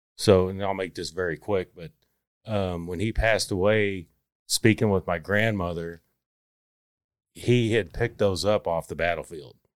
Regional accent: Palmer, Texas, United States; also born or lived in Ann Arbor, Michigan; I grew up actually in Palmer, Texas

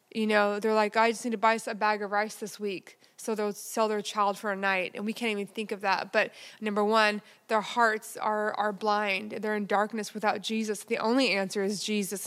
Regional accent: Texas, United States; my hometown in Texas

